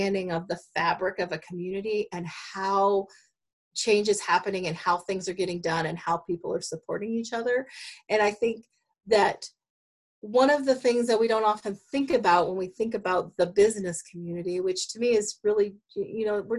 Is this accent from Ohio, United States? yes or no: no; Douglas County, Oregon, United States; moved away as an adult; now in Springfield, United States; I grew up in Douglas County and I've been part, you know, grew up as part of a logging family.